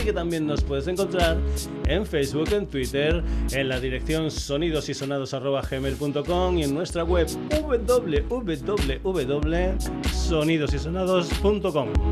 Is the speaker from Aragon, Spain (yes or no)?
no; Extremadura, Spain; mi tierra, de Extremadura